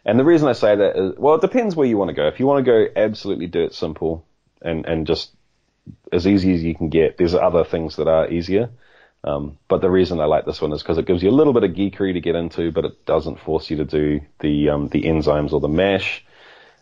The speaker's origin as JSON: {"language": "English", "country": "New Zealand", "tie": "born or raised there", "also_born_or_lived": "Australia", "said": "I was born in Australia, grew up in New Zealand with ties to other places too"}